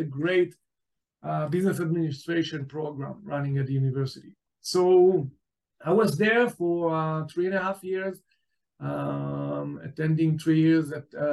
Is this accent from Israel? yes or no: yes; Israel; also born or lived in New York, United States; I was born in New York, and then my family moved to Israel back at the 70s and was raised in Israel